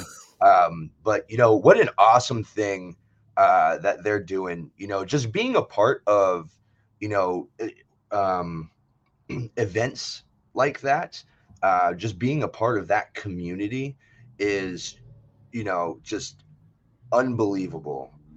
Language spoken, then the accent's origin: English; Brunswick, Maryland, United States; now in Tacoma, United States; I'm originally from the East Coast. So I grew up in, uh, in Maryland